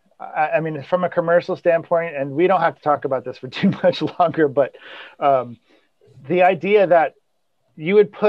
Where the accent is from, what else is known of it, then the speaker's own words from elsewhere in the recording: Atlantic Highlands, New Jersey, United States; also born or lived in Glen Ridge, New Jersey; I was born in Glen Ridge, New Jersey, so just across from Manhattan. And then my parents moved to Atlantic Highlands